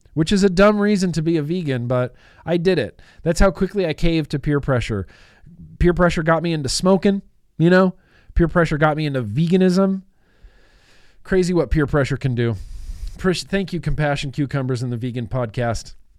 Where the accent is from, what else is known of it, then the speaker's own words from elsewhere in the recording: United States; I'm an American